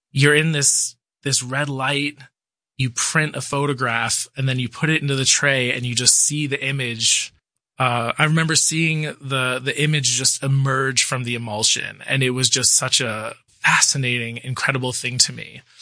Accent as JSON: {"language": "English", "town": "Medford", "region": "Massachusetts", "country": "United States", "tie": "born or raised there", "moved": "yes", "lives_now": "Jeffersonville, New York, United States", "said": "I grew up in Medford, Massachusetts"}